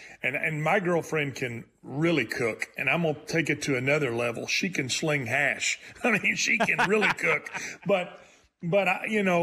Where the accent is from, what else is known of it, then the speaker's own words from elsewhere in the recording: Texas, United States; I'm from Texas, where you pronounce the S